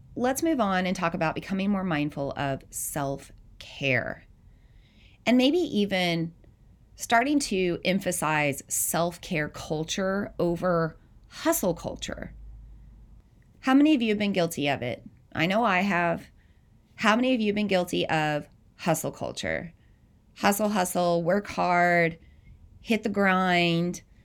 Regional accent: the South, United States; moved away as an adult; also born or lived in Southeast Iowa; now in Iowa, United States; I'm not from the Midwest originally, I'm from the South

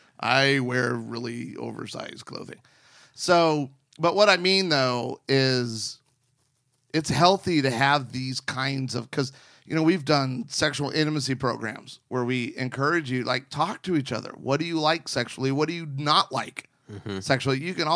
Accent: Arizona, United States; I grew up on the West Coast, in the West. So I was in Arizona for 10 years of my life.

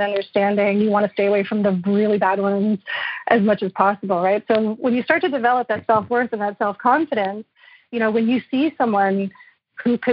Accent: Montreal, Quebec, Canada; I'm from Montreal

